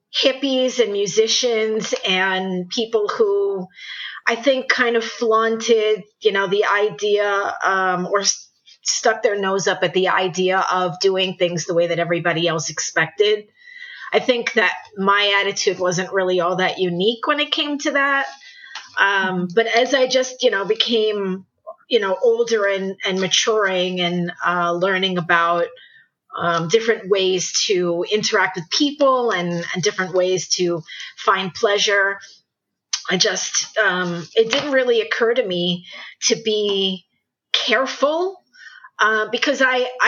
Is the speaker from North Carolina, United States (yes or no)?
no; New York City, New York, United States; moved away as an adult; also born or lived in Northeast United States; I'm originally from New York City. I have had a very interesting and rich life, and I've lived throughout the Northeast. But I did start out and lived in New York City for most of my life